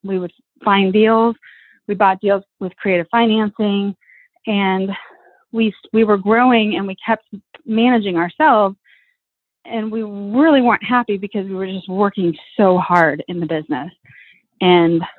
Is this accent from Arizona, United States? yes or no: yes; Tucson, Arizona, United States; We're from Tucson, an hour from the border.